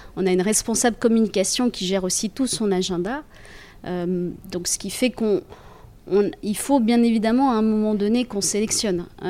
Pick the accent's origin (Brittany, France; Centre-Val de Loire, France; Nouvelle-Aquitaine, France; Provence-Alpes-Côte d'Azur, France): Centre-Val de Loire, France; Centre region; moved away as an adult; also born or lived in Paris; retourne dans ma région d'origine